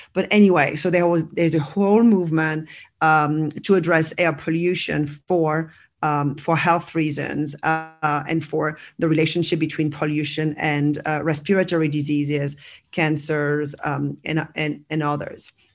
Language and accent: English; France; also born or lived in United States; now in Barcelona, Spain; I'm originally from France